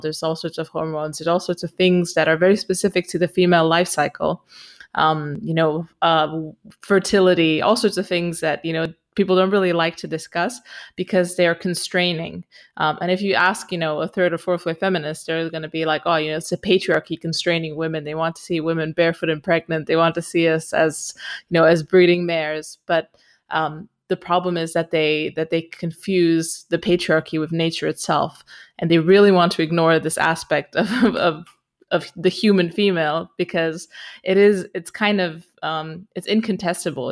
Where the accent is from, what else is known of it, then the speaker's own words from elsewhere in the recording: Romania; moved away as an adult; also born or lived in Austria / Barcelona, Spain / United Kingdom; I'm originally from Romania. I am now in Romania.